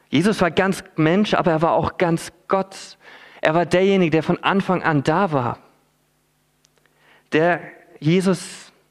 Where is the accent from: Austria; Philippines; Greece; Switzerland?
Philippines; Ich bin als Missionarskind auf den Philippinen aufgewachsen.